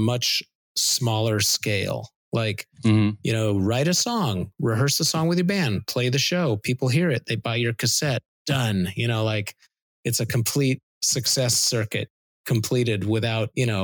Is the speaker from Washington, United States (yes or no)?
yes; Seattle, Washington, United States; growing up in Seattle